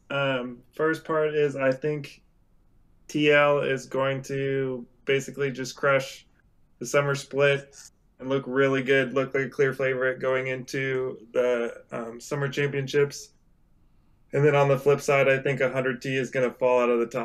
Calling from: Beaverton, Oregon, United States; Uh, I'm calling from Beaverton, Oregon.

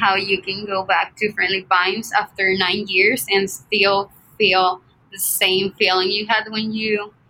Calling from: Monterrey, Nuevo León, Mexico; I'm in Monterrey. It's near Texas.

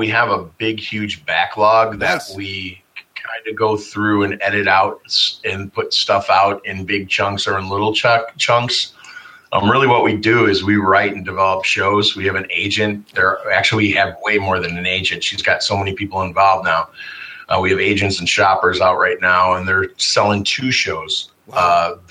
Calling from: Chicago, Illinois, United States; We're located out of Chicago right now.

